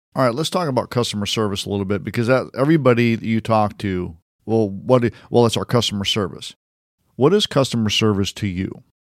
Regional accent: Detroit, Michigan, United States; I'm a Red Wings fan because I grew up in Detroit

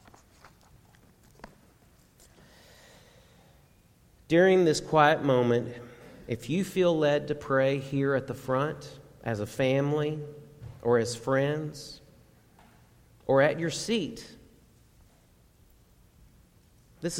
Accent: Garland, Texas, United States; I grew up in Garland, and Dad would commute to Irving

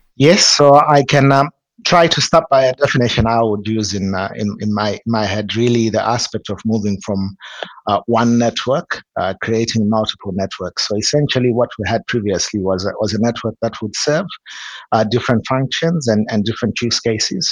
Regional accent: Zimbabwe; I'm from from Zimbabwe.

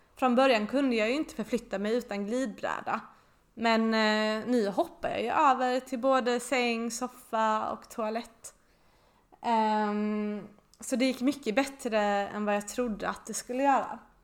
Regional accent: Båstad, Skåne, Sweden; moved away; mitt barndomshem i Båstad

